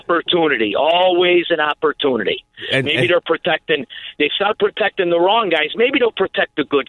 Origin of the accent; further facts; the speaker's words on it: Melrose Park, Illinois, United States; I grew up in Melrose Park.